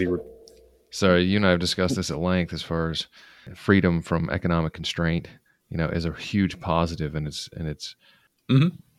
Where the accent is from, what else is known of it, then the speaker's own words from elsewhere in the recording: Utah, United States; I grew up in Utah, and all of my neighbors were Mormon